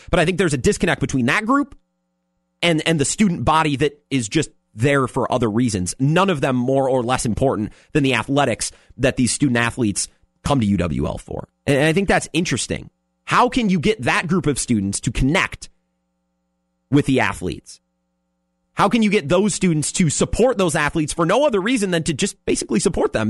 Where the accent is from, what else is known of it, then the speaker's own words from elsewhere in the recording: Menomonie, Wisconsin, United States; now in La Crosse, United States; I'm from Menominee.